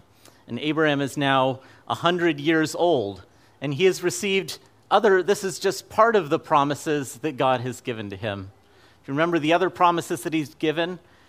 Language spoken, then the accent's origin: English; Fairbanks, Alaska, United States; Now, I grew up in Fairbanks, Alaska, so by December 21st, it had already been winter for several months.